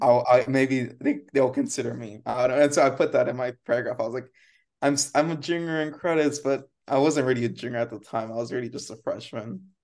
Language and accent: English; Rio Grande Valley, Texas, United States; moved away; I grew up in the Rio Grande Valley and, and that's where Brownsville is